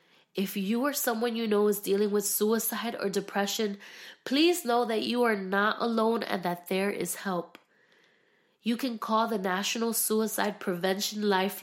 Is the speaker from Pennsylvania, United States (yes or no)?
yes; Philadelphia, Pennsylvania, United States; also born or lived in Miami; now in Orlando, United States; We started off in Philadelphia. I am from Philadelphia, Pennsylvania. And then we transitioned to Miami, Florida for ministry. And then we finally, like, hit it off in Orlando, Florida.